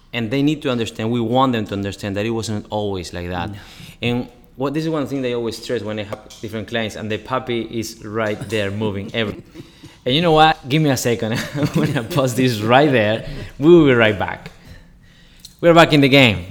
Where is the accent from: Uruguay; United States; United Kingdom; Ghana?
Uruguay; in Uruguay, you know, I'm from Uruguay